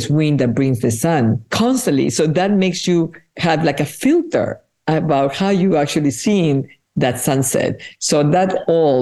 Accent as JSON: {"language": "English", "country": "Peru", "tie": "born or raised there", "first_language": "Spanish", "second_language": "English", "moved": "yes", "said": "I was born in Peru, and my mother tongue is Spanish"}